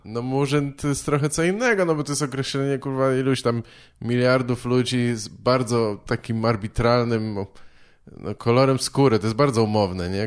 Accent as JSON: {"language": "Polish", "town": "Warsaw", "region": "Masovian Voivodeship", "country": "Poland", "tie": "born or raised there", "said": "ja się wychowałem w Warszawie"}